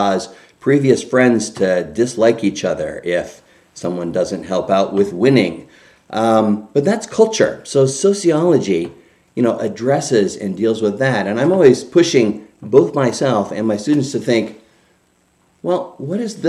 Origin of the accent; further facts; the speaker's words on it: Canada; now in United States; I grew up in Canada